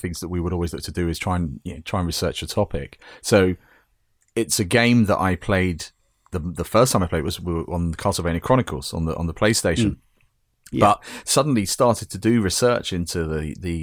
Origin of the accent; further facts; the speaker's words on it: United Kingdom; As a Brit